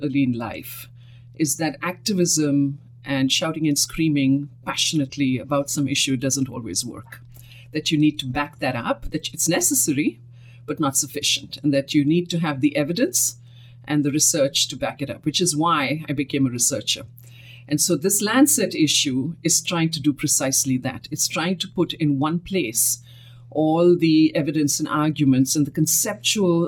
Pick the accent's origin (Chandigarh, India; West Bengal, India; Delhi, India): Delhi, India; New Delhi; moved away as an adult; also born or lived in Mumbai, India; now in United States; I grew up in India. That's where I was born and lived and completed all of my education right up to my doctorate.